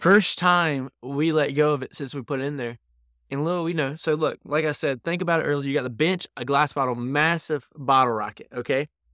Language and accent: English; North Carolina, United States; now in New York, United States; we're from North Carolina.